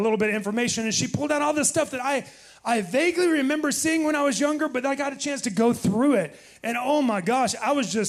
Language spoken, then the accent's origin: English; Titusville, Florida, United States; I was born on the Space Coast. Born in Titusville, Florida. And so, yes, I am a Floridian through and through.